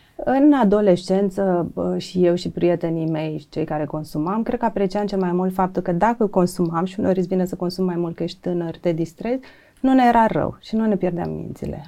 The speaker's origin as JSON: {"language": "Romanian", "town": "Ștefănești", "country": "Romania", "tie": "born or raised there", "said": "eu am crescut la bunicii în Ștefănești"}